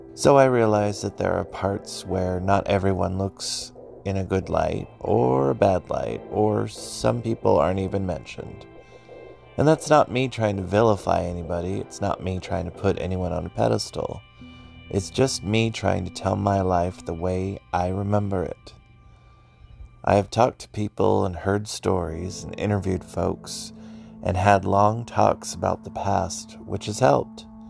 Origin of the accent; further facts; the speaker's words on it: Concord, California, United States; I was born in Concord. Concord is 29 miles northeast of San Francisco